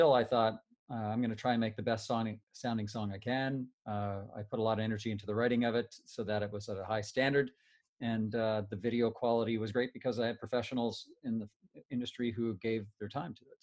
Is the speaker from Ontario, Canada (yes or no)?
yes; Timmins, Ontario, Canada; we grew up in Timmins with a tight family.